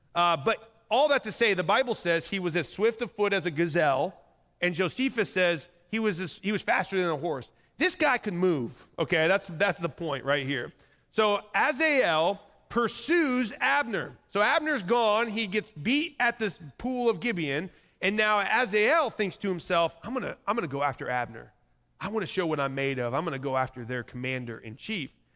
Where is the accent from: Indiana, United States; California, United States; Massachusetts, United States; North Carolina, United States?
Indiana, United States; I'm just from Indiana